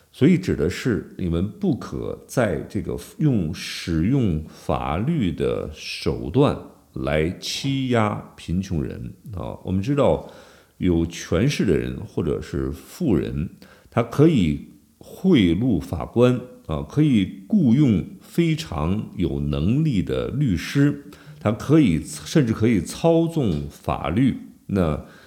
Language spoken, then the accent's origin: Chinese; China; 我们中国人